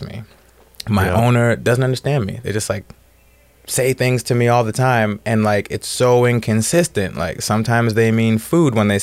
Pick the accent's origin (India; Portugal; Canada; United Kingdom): Canada; moved away as an adult; now in Oceanside, United States; I'm from Canada